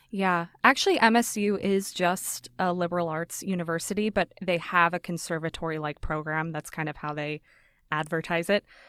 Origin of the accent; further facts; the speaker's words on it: Las Vegas, Nevada, United States; moved away; So I grew up in Vegas. I was born and raised there.